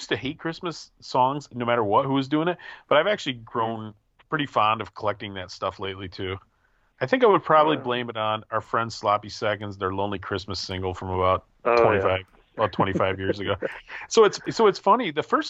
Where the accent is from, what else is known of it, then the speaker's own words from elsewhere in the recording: Midwest, United States; I'm a Midwesterner, though.